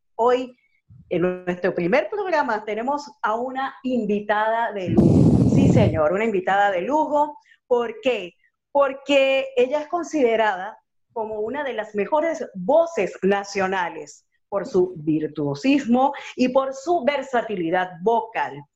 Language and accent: Spanish; Venezuela; moved away as an adult; now in Chile; soy de Venezuela, tengo dos años viviendo en Chile